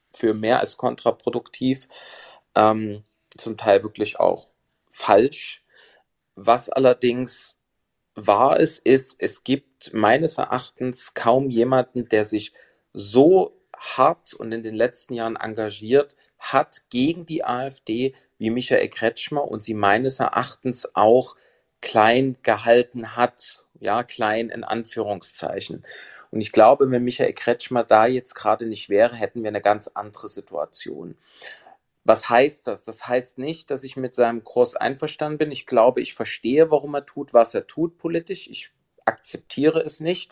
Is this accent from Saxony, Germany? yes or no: yes; Saxony, Germany; als Sachse